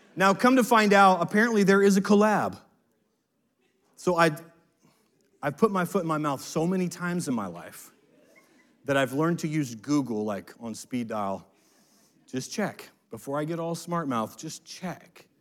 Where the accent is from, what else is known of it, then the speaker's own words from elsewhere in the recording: United States; as an American